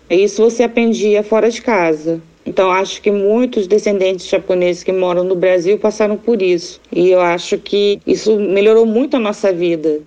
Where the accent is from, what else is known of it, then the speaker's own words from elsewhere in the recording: Tokyo, Japan; now in Brazil; Eu nasci em Tóquio